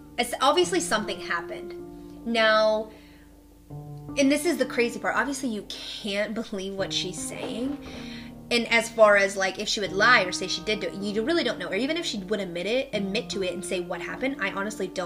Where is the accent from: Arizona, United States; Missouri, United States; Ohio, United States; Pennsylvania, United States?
Pennsylvania, United States; Pittsburgh; I grew up in Pittsburgh